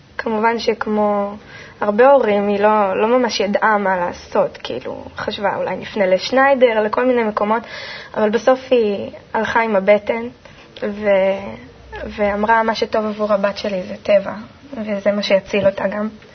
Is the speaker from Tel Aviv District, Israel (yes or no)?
no; Kfar Saba, Central District, Israel; also born or lived in Haifa / Karmiel; בגיל שנתיים וחצי בערך עברתי עם ההורים לגור בכפר סבא, ושם בעצם מבחינתי הכל התחיל